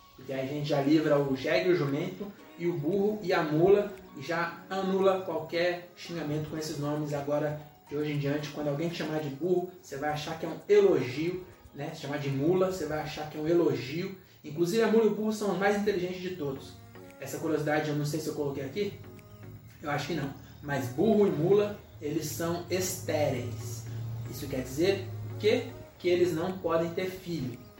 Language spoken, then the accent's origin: Portuguese; Francisco Morato, São Paulo, Brazil; A gente é de Morato